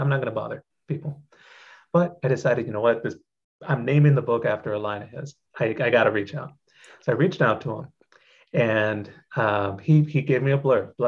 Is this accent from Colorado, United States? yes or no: no; Corpus Christi, Texas, United States; I grew up in Corpus Christi, Texas